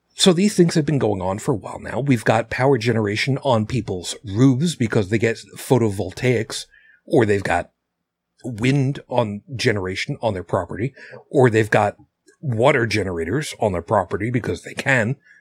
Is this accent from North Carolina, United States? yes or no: no; Long Island, New York, United States; I grew up on Long Island, Long Island, New York